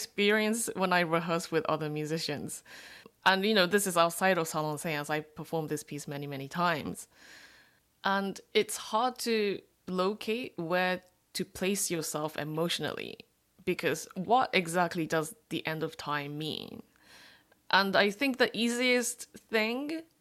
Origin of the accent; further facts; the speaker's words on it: Japan; I'm a third generation Korean, born and raised in Japan.